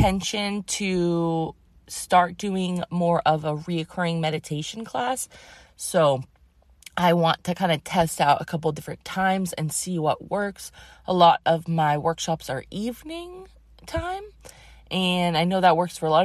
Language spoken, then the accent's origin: English; Massachusetts, United States; moved away; I grew up in Massachusetts